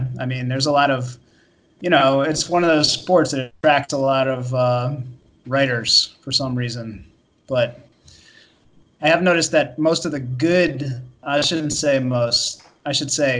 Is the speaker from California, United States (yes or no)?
no; Florida, United States; moved away as an adult; now in New York, United States; I grew up in Florida.